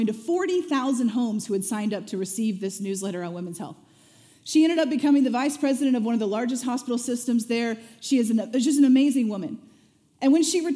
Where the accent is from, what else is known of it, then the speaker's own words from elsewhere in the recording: Springfield, Missouri, United States; I grew up in Springfield, Missouri